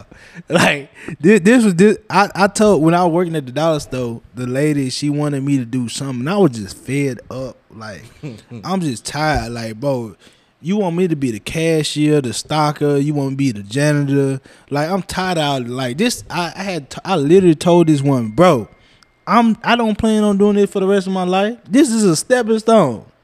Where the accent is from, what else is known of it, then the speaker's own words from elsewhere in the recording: Lecompte, Louisiana, United States; even though I'm from Lecompte, you was the first barber I know that opened a barbershop there.